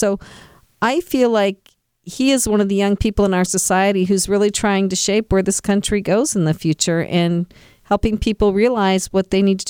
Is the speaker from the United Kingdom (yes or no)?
no; West Coast, United States; moved away; Yeah, I'm from the West Coast, so I know how to say Oregon.